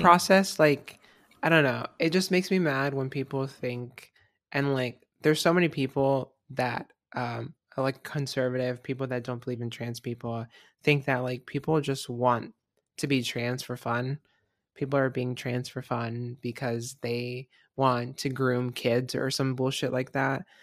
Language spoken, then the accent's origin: English; Florida, United States; moved away; I'm from Florida